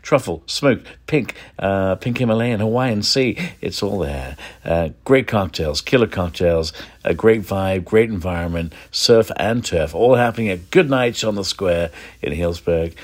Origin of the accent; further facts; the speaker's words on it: London, United Kingdom; now in San Francisco Bay Area, United States; from London, yep, my hometown